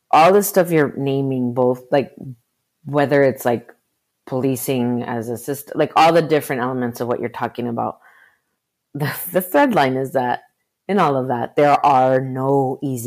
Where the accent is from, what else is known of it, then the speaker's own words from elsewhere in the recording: Arizona, United States; I was born in Arizona